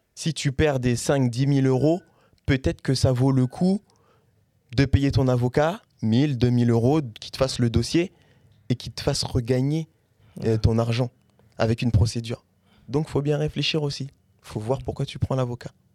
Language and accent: French; Caen, Normandy, France; also born or lived in Paris; je suis de Caen, sur Paris aussi